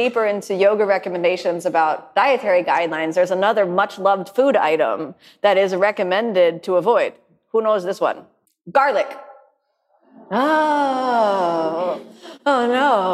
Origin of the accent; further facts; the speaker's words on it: United States; I grew up in the United States